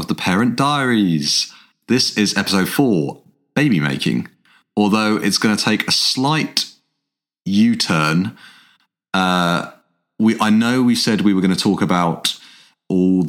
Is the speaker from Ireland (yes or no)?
no; England, United Kingdom; We're an English guy and an Irish girl that fell in love, got married